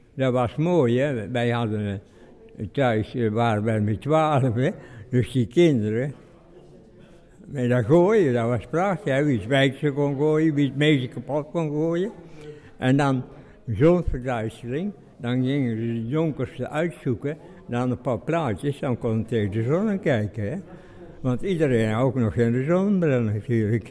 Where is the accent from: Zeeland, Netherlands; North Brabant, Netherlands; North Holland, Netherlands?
North Brabant, Netherlands; Nistelrode; ik kom uit Nisrode eigenlijk, hè. Mijn opa en oma die hebben nog in eh, Nisrode bij ons gewoond